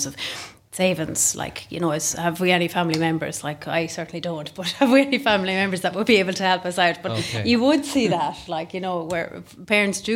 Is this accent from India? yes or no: no; Midlands, Ireland; now in Kildare, Ireland; I'm based in Kildare, but I'd meet people or talk to people all over the country. But I'm actually from the Midlands. Not that my accent gives it away